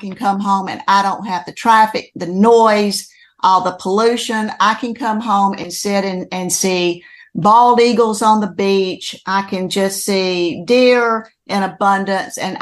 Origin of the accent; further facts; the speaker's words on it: North Georgia, United States; now in Santee Cooper Country, South Carolina, United States; I grew up in Georgia, in the mountains of North Georgia